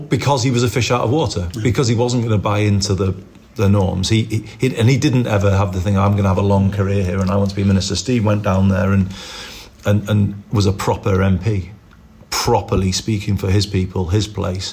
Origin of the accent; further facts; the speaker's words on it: Liverpool, North West England, United Kingdom; moved away; also born or lived in Formby / Manchester; I wasn't Heighton. I was born in the Old Roan